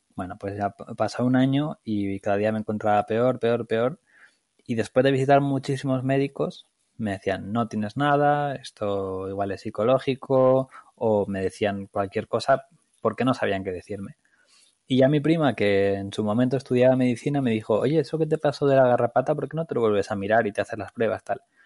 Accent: Aranda de Duero, Castile and León, Spain; moved away; also born or lived in Barcelona; soy un chico de Aranda de Duero, de Burgos, en España

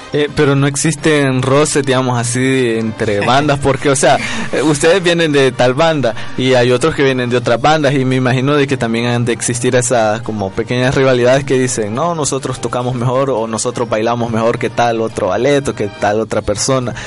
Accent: El Salvador; nosotros como salvadoreños

